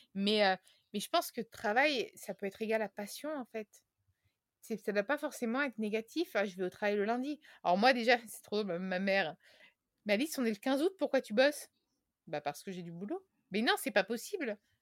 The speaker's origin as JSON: {"language": "French", "region": "Tuscany", "country": "Italy", "also_born_or_lived": "Paris", "moved": "yes", "said": "Je viens de Toscane, de la campagne italienne, et, mes racines m'appellent fortement"}